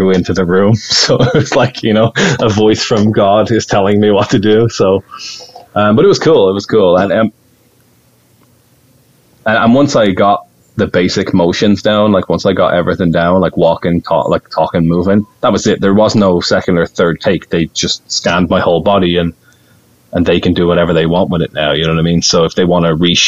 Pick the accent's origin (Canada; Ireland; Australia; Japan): Ireland; accent: Irish; my accent, my Irish accent